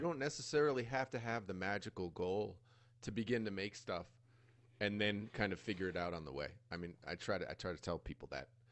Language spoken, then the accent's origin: English; United States; moved away as an adult; now in Costa Rica; growing up in the States